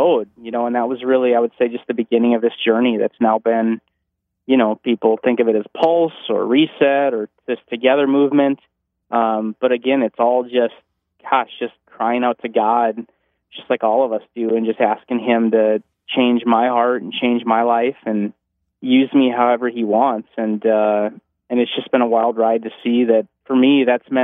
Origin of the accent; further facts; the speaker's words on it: North Dakota, United States; I'm from North Dakota